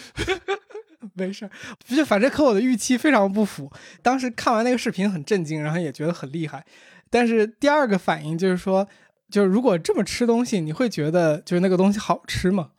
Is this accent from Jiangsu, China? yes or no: no; Beijing, China; 我小时候在海淀